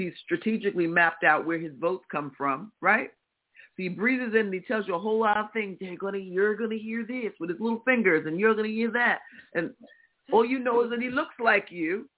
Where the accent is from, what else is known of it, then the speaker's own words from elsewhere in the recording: Midwest, United States; accent: Midwestern; my Midwestern accent